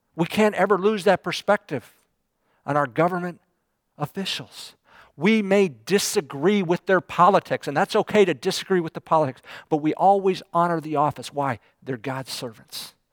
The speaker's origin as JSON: {"language": "English", "country": "United States", "said": "people picked me out as being American"}